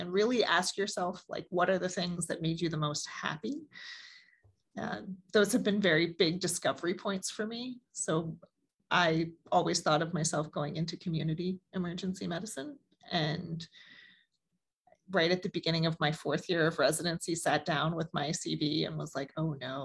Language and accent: English; Baltimore, Maryland, United States; I was born and raised in Baltimore